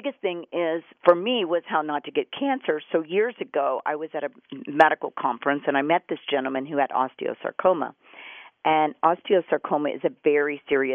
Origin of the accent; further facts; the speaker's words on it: Houston, Texas, United States; I grew up in Houston, Texas